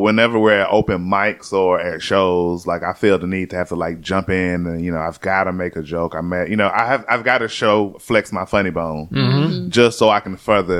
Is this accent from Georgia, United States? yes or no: yes; Atlanta, Georgia, United States; moved away as an adult; also born or lived in Tallahassee / Jacksonville; I love growing up in Atlanta, man.